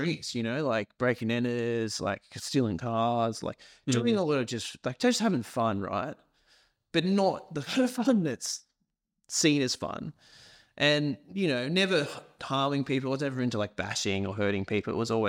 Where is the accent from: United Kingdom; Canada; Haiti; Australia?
United Kingdom; Scotland; so I was born in Scotland, in a little tiny country town, grew up on a farm.